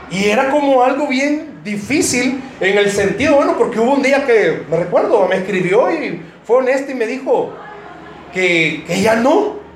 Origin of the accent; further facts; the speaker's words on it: United States; Spanish is a second language; es que estoy aprendiendo a hablar, eh, soy gringo, ¿entendieron ustedes?